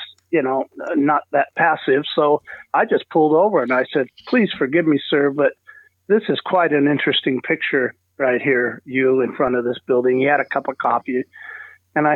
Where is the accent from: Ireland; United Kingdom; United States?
United States; San Diego, California; I grew up in, born and raised in Southern California, San Diego to be specific